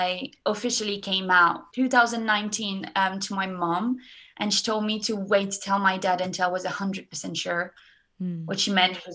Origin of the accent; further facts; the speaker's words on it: France; now in Brighton, United Kingdom; I'm currently studying in Brighton and I'm from France